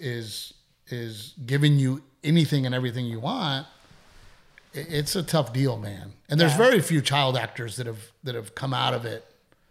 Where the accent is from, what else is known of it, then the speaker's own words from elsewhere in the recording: Portland, Texas, United States; in Corpus Christi, where we grew up in Gregory, Portland